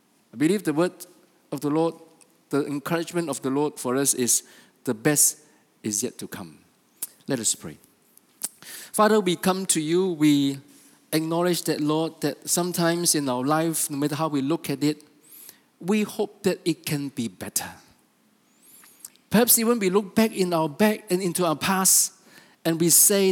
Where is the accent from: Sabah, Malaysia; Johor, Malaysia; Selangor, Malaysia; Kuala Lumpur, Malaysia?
Sabah, Malaysia; we are from Sabah